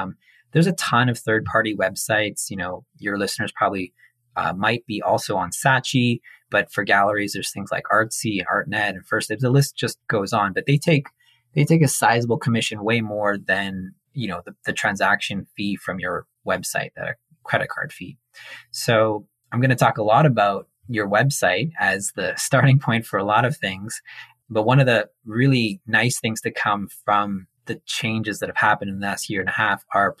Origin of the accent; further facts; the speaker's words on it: Montreal, Quebec, Canada; now in Toronto, Canada; growing up in Montreal, you're like really, really exposed to art and music and theater. It's a very culturally dynamic city. So I was really lucky to grow up there.